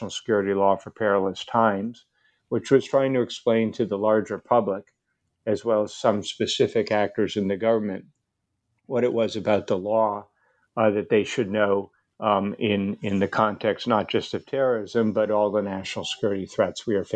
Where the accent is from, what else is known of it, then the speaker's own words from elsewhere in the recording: Cambridge, Massachusetts, United States; I grew up in the Cambridge, Massachusetts area